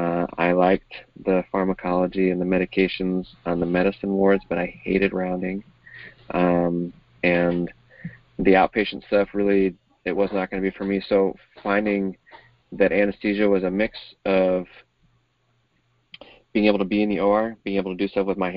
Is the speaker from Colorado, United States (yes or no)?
no; New York, United States; also born or lived in Utah / Southern California; So I grew up in a couple of different places. I was born in Utah. My parents were still in college, and then Southern California, and then ended up in upstate New York, just outside of Syracuse.